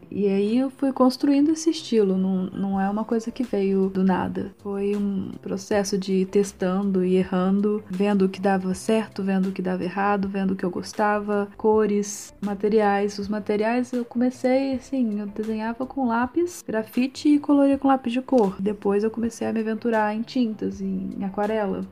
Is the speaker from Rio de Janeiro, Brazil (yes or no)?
no; Juiz de Fora, Minas Gerais, Brazil; eu sou de Juiz de Fora, Minas Gerais.